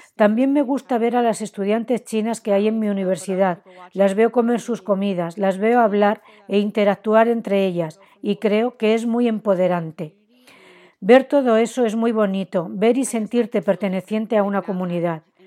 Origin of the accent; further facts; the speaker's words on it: Washington, United States; first language Chinese; Spanish is a second language; me mudé al área de Washington, D.C., donde hay gente muy rica